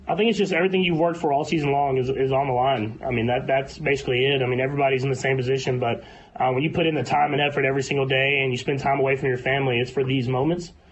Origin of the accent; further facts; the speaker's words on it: Texas, United States; moved away as an adult; now in Kansas City, United States; I grew up in Texas